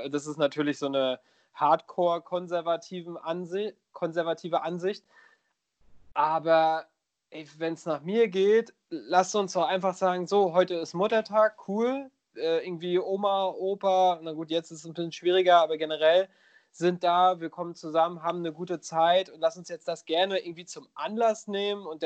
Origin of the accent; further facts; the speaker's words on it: Schwerin, Mecklenburg-Vorpommern, Germany; ich will jetzt gar nicht auf meine Heimat rumhacken, aber gerade so, äh, so in Schwerin und Umgebung